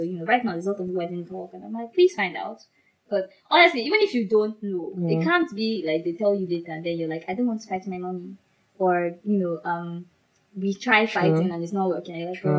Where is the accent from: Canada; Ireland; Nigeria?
Nigeria; Igbo East, Southeast Nigeria; I'm very in the Igbo. Like the most evil of all the evil states, that's where I am.